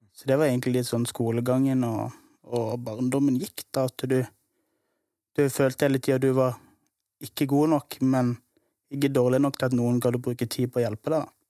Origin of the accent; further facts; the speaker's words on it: Kristiansand, Agder, Norway; Jeg vokste opp på Søm